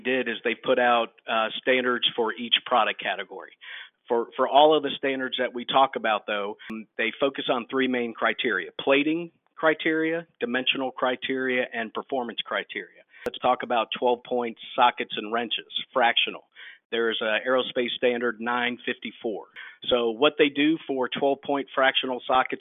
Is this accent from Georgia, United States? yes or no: yes; Georgia, United States; I'm from Georgia